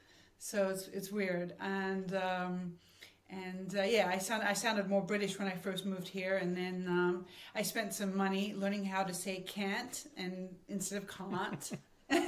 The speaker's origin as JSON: {"language": "English", "town": "Sydney", "region": "New South Wales", "country": "Australia", "tie": "born or raised there", "said": "It was the most magical part of my childhood was Australia."}